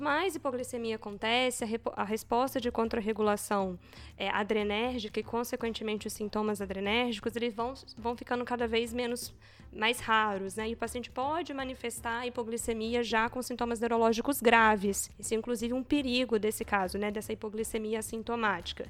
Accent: Juiz de Fora, Minas Gerais, Brazil; moved away as an adult; now in São Paulo, Brazil; Sou de Juiz de Fora, fiz faculdade na UFJF

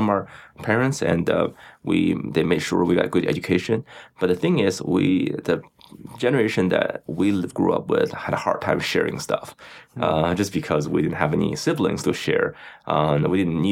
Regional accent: Beijing, China; moved away as an adult; also born or lived in Louisiana; now in United States; I grew up in Beijing, China

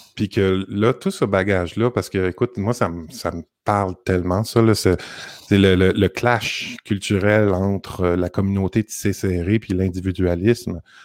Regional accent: Montreal, Quebec, Canada; moved away; moi, je suis de Montréal

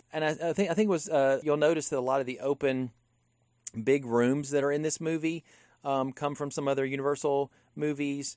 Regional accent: Louisiana, United States; I come from Louisiana. That's where my dad's from

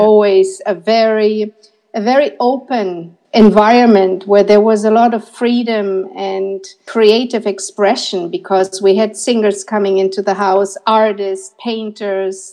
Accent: Berlin, Germany; I'm from Berlin and that I'm a photography student

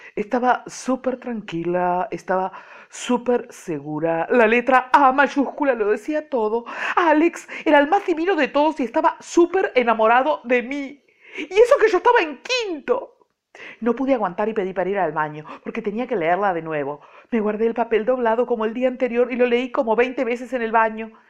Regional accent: Montevideo, Uruguay; Nací en Montevideo, hace muchos miles de años, bueno, nací en Montevideo ah, en el siglo pasado

